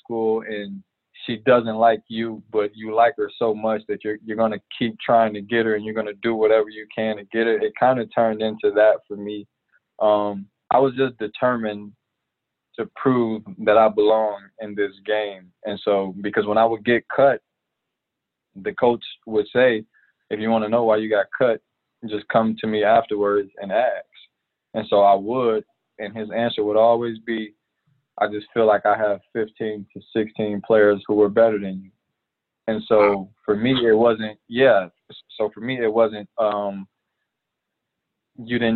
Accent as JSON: {"language": "English", "town": "Chicago", "region": "Illinois", "country": "United States", "tie": "born or raised there", "said": "growing up in Chicago, I actually played baseball as my primary"}